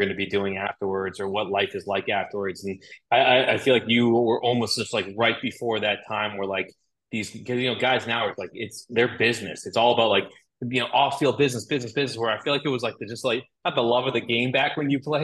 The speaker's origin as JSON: {"language": "English", "town": "Boston", "region": "Massachusetts", "country": "United States", "tie": "born or raised there", "said": "I grew up in Boston"}